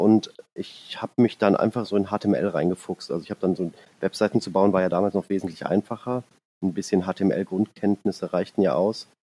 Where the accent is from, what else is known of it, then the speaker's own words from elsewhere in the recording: Hennef, North Rhine-Westphalia, Germany; ich komme aus dem Rheinland, ähm, aus der Nähe von Bonn und Siegburg